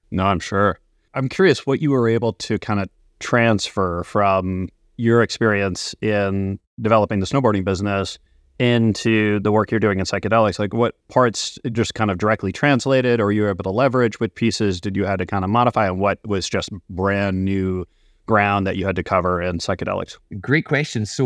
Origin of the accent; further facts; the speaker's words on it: Scotland, United Kingdom; moved away as an adult; also born or lived in Edinburgh; now in Canada; So, I'm actually originally from Scotland. So, I moved out to Canada